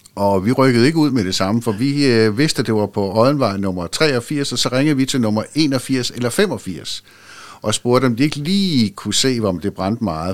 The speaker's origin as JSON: {"language": "Danish", "town": "Nykøbing Sjælland", "region": "Zealand", "country": "Denmark", "tie": "born or raised there", "moved": "yes", "said": "i Nykøbing Sjælland, hvor jeg voksede op"}